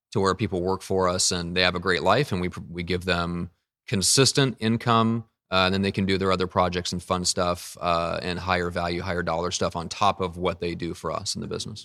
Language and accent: English; Midwest, United States; moved away as an adult; now in San Diego, United States; I am from the Midwest, and so I, I never learned, I've only been out here in San Diego for, you know, around the same time as when I started the business, so three plus years